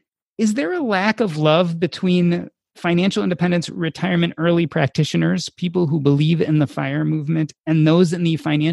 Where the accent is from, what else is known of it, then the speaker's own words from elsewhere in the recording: Chicago, Illinois, United States; we are both from Chicago